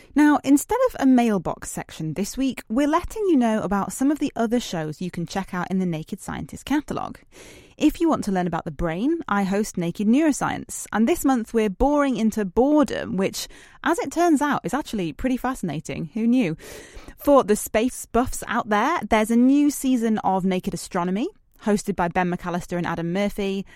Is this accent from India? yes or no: no; United Kingdom; as a British person